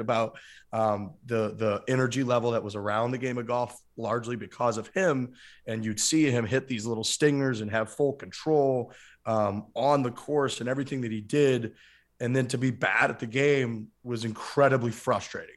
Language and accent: English; St. Louis, Missouri, United States; I grew up in the Saint Louis area